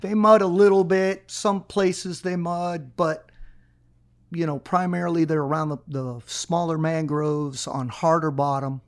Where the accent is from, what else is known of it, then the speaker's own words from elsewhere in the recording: Miami, Florida, United States; I was born here